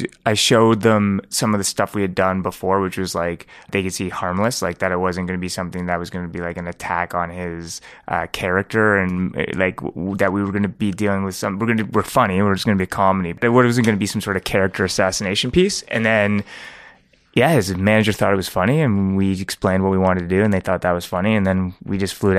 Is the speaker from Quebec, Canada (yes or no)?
no; Toronto, Ontario, Canada; I'm New York Mills. I'm a York Mills Jew.